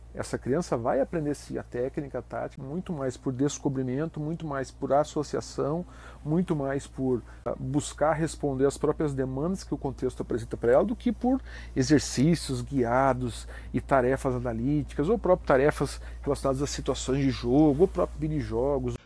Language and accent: Portuguese; Curitiba, Paraná, Brazil; now in Santa Catarina, Brazil; Eu sou de Curitiba, tive uma iniciação esportiva bastante uh, versátil, vivia no clube com meu, meus irmãos e amigos